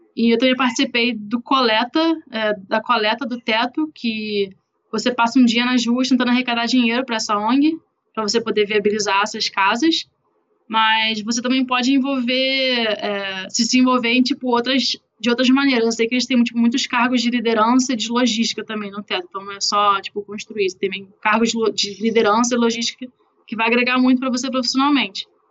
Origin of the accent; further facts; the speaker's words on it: Brazil; moved away; Sou brasileira, sei nem falar inglês direito